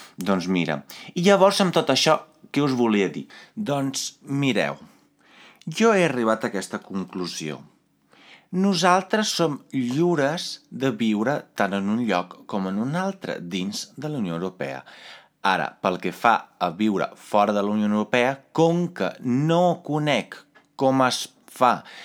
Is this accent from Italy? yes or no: yes; Italy; Catalan is a second language; moved away as an adult; now in Catalonia, Spain; jo, com a italià, que vaig venir aquí